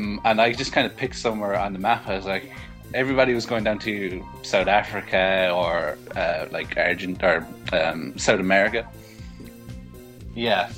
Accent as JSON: {"language": "English", "area": "County Cork", "region": "Munster", "country": "Ireland", "said": "I'm from County Cork down in the south of Ireland."}